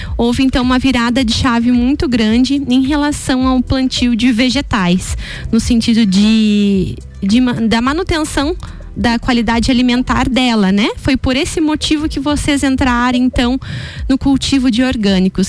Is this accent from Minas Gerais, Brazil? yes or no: no; Canoinhas, Santa Catarina, Brazil; Eu também sou de Canoinhas